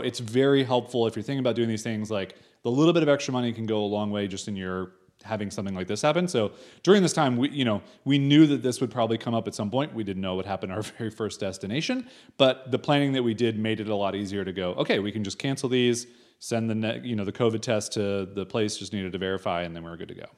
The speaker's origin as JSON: {"language": "English", "country": "United States", "moved": "as an adult", "said": "we are American"}